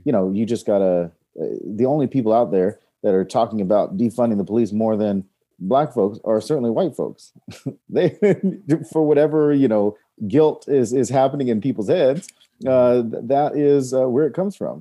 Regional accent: North Carolina, Georgia, the South, United States; moved away as an adult; also born or lived in Raleigh / New York; now in Los Angeles, United States; I grew up in North Carolina, Georgia, and mostly the South

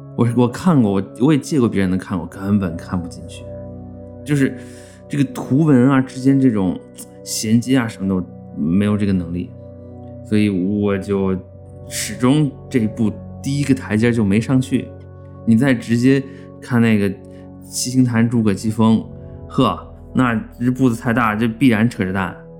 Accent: China; 西方人眼里还觉得我们中国人跟清朝那时候一样呢

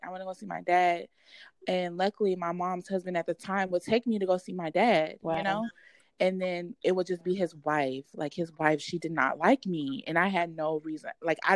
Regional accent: Texas, United States; also born or lived in Louisiana; we moved to Texas when I was like 5 years old

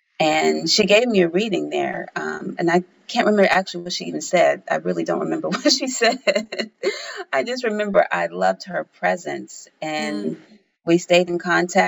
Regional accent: Tennessee, United States; because I'm from the South, I'm from Tennessee.

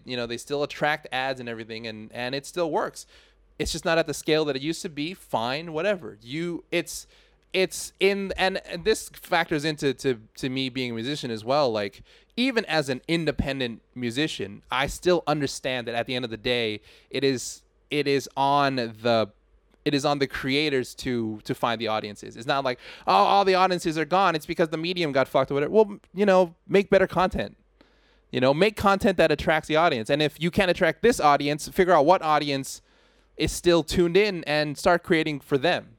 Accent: Thailand; me growing up in Thailand

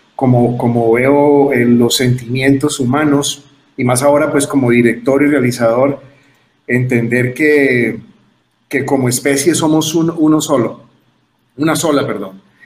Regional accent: Cali, Valle del Cauca, Colombia; en la ciudad de Cali, que es donde yo nací

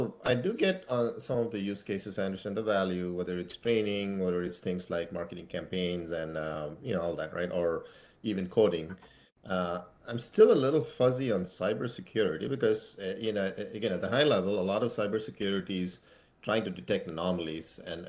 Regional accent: Assam, India; English is a second language; I only went to Assam for like holidays. But yeah, I'm from Assam. Like, I'm Assamese.

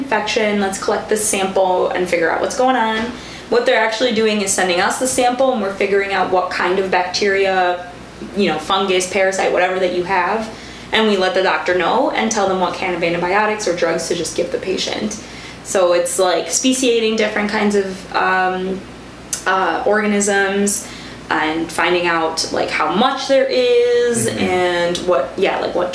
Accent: Kuwait; moved away as an adult; also born or lived in Egypt (heritage); I was born and raised in Kuwait.

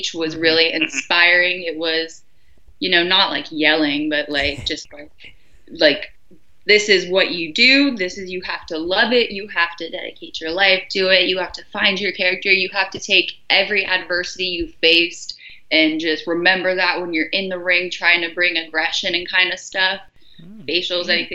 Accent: Clearwater, Florida, United States; I am from Clearwater, Florida. It's like a little bit outside of Tampa, closer to the water.

